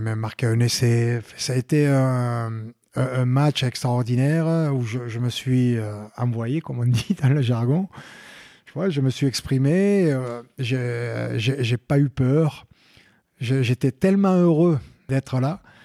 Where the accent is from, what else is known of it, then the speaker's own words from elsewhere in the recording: Lot valley, Lot-et-Garonne, Nouvelle-Aquitaine, France; also born or lived in Tonneins / London; now in Agen, France; je suis né euh, à Tonens, vallée de Garonne, mais j'ai vécu euh, dans la vallée du Lot, à Bourran, dans un petit village